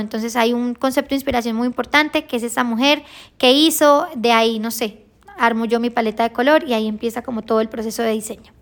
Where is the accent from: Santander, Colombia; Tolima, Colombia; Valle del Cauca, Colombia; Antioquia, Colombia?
Santander, Colombia; Girón; Nosotros somos de Santander, de un municipio que se llama Girón